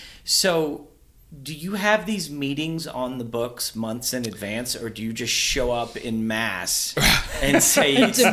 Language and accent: English; Kentucky, United States; I'm from Kentucky